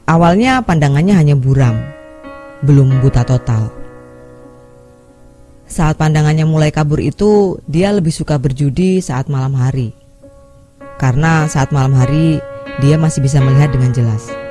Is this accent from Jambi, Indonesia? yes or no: yes; Jambi, Indonesia; Kisah ini saya dapat waktu tinggal di tempat asal saya di Jambi di tahun antara 1997 sampai 2002 akhir.